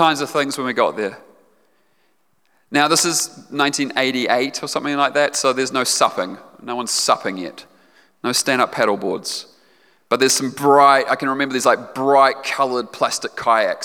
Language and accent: English; Otago, New Zealand; I grew up in Otago. I grew up down south